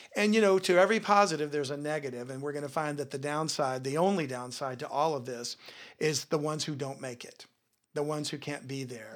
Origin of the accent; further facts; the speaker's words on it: Louisiana, United States; a person born and raised in Louisiana